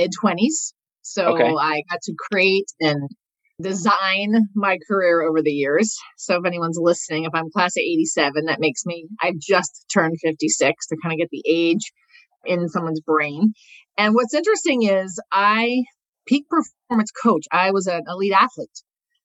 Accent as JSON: {"language": "English", "region": "Michigan", "country": "United States", "tie": "born or raised there", "moved": "as an adult", "said": "I grew up in Michigan"}